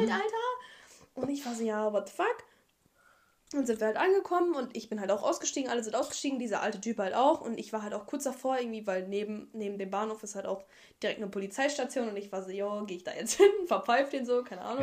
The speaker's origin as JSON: {"language": "German", "country": "Germany", "tie": "born or raised there", "said": "Wir sind alle in Deutschland geboren"}